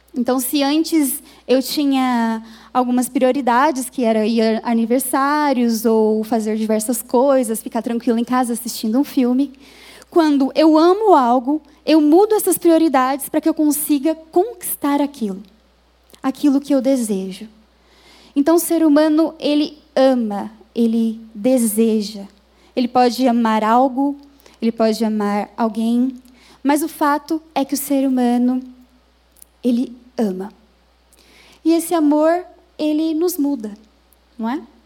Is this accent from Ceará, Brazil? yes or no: no; Minas Gerais, Brazil; moved away as an adult; now in São Paulo, Brazil; eu fui criada em Minas Gerais